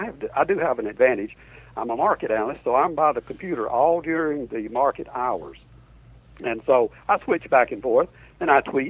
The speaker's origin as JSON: {"language": "English", "region": "Alabama", "country": "United States", "lives_now": "Orlando, United States"}